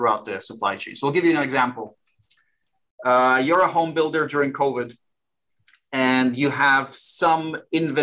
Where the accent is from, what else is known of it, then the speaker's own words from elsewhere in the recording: Warsaw, Masovian Voivodeship, Poland; moved away; I'm originally from Warsaw, Poland.